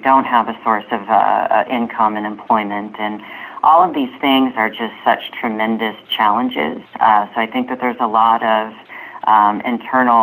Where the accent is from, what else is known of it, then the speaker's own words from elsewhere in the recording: United States; as an American and as a woman